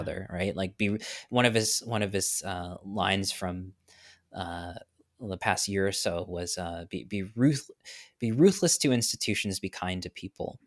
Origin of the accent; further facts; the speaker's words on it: New York, United States; now in Florida, United States; I'm from New York, so I'm a bit of a transplant in Florida